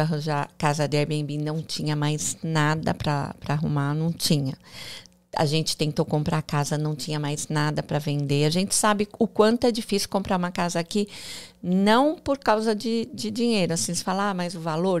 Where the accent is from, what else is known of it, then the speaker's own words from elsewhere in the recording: interior of São Paulo, Brazil; moved away as an adult; also born or lived in Alphaville, Brazil; now in Miami, United States; eu sou do interior de São Paulo